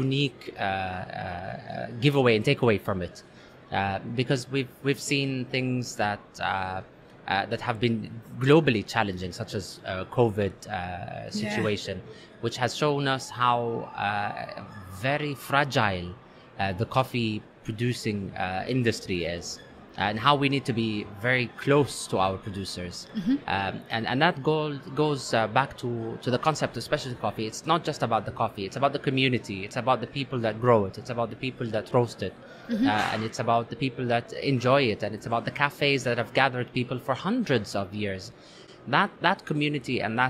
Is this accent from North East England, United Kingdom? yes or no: no; London, United Kingdom; also born or lived in Saudi Arabia; When I grew up in London, my parents used to work in London